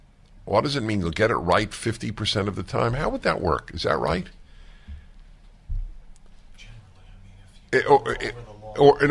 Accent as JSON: {"language": "English", "region": "New York", "country": "United States", "tie": "born or raised there", "said": "I grew up in New York, and I grew up listening to two classical music stations, WQXR and WNCN."}